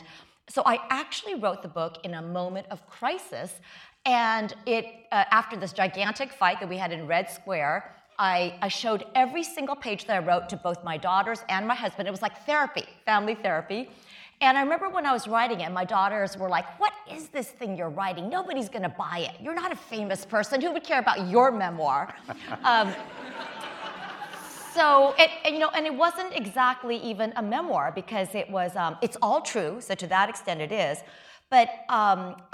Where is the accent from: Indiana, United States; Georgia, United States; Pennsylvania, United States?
Indiana, United States; West Lafayette; first language Chinese; English is a second language; moved away; also born or lived in Champaign, Illinois; I was born in Champaign, Illinois, so I was born in this country. But back then, there were far fewer Asians when I was growing up. Very, very few. I grew up in West Lafayette, Indiana